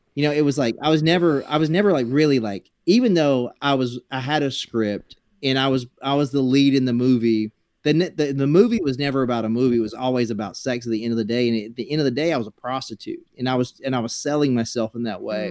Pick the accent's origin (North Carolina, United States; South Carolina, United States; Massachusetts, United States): South Carolina, United States; moved away; I grew up in South Carolina